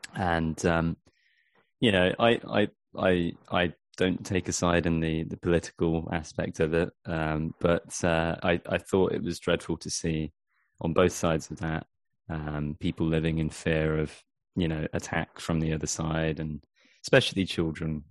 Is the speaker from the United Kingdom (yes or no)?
yes; Dorset, South West England, United Kingdom; also born or lived in Vancouver Island, Canada; now in Canada; I'm from uh, from a place called Dorset, n- near near Bournemouth.